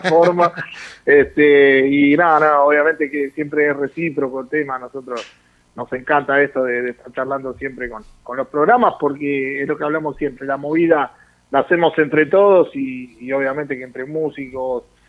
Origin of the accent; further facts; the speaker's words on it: Luis Guillón, Buenos Aires Province, Argentina; yo soy de Luis Guillón